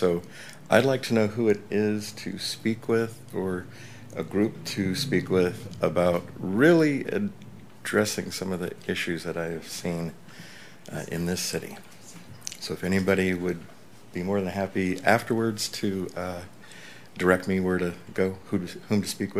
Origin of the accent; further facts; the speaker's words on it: Turlock, California, United States; now in Oroville, United States; I'm new to Oroville. I only moved here officially last August. I come from Turlock, semi-small community.